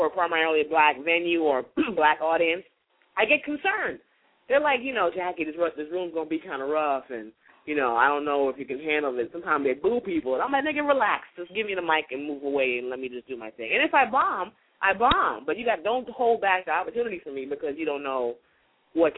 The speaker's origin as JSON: {"language": "English", "town": "New York City", "region": "New York", "country": "United States", "moved": "yes", "said": "I am from the Bronx originally, and while I am a classy chick, the Bronx chick comes out"}